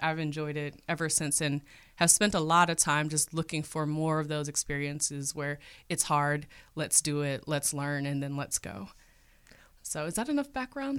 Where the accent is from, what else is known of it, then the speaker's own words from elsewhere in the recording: Cleveland, Ohio, United States; was born and raised in Cleveland, Ohio